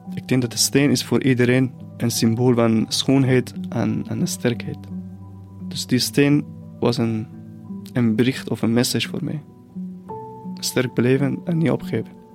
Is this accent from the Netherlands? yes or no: no; near the Caspian Sea, northern Iran, Iran; Dutch is a second language; moved away as an adult; now in Ghent, Belgium; Ik ben opgegroeid in het noorden van Iran, dicht bij de Kaspische Zee.